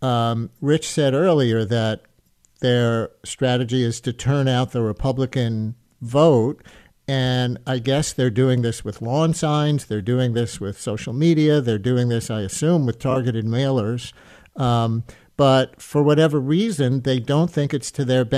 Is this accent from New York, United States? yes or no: yes; New York City, New York, United States; I grew up in the Queens part of that district